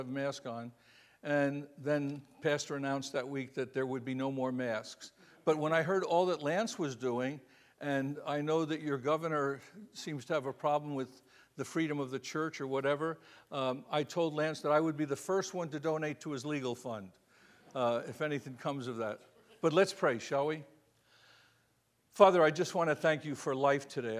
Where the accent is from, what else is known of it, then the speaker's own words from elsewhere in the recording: Florida, United States; I'm from Florida. It's a little different there